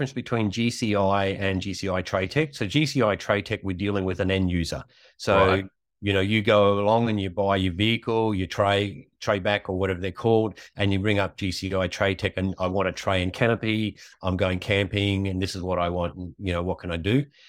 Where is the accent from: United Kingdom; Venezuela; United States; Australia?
Australia; Richmond, Queensland; I was born in Richmond, Queensland, and we lived in a sheep and cattle station between Aramac and Huandon until I was 9 years old.